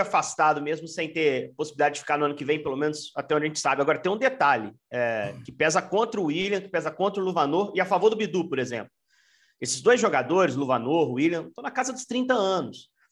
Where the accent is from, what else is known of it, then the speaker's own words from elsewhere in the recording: Juiz de Fora, Minas Gerais, Brazil; moved away as an adult; now in Belo Horizonte, Brazil; Eu cheguei em Belo Horizonte, mas não sou daqui, é, sou de Juiz de Fora